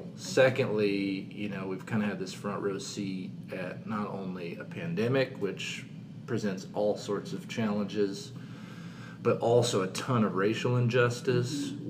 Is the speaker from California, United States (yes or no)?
no; southern Missouri, United States; moved away as an adult; also born or lived in St. Louis, Missouri; now in Katy, United States; I grew up in southern Missouri